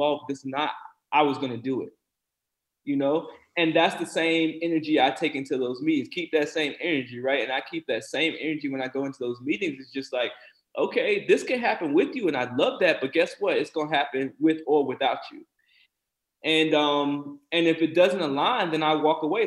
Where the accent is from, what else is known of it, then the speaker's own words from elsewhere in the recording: South Carolina, United States; my experience as a Black person growing up in South Carolina